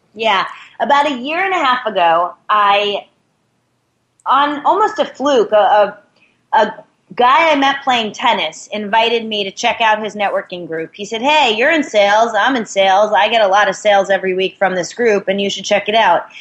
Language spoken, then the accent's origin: English; New York, United States; I'm from New York